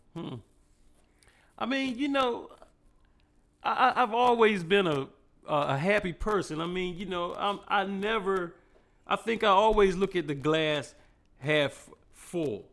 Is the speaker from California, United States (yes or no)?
no; Cambridge, Maryland, United States; I'm from a little small town in Maryland called Cambridge.